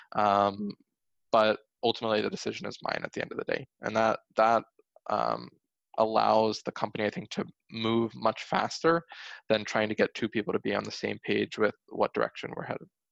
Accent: Pennsylvania, United States; I grew up in Pennsylvania

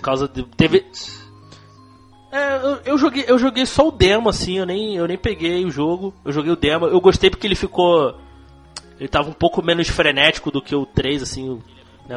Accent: Rio de Janeiro, Brazil; accent: carioquês; minha, minha voz aí, meu sotaque, meu carioquês

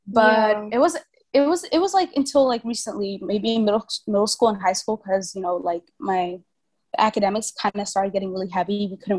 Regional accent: Vietnam; I think growing up in Vietnam, the thing about the Vietnamese culture and being a foreigner in Vietnam is that the foreigner lifestyle and the Vietnamese lifestyle never integrate.

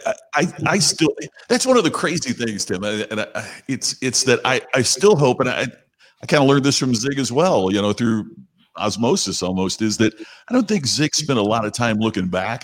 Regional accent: Crothersville, Indiana, United States; where I grew up, Crothersville, Indiana is, is my hometown.

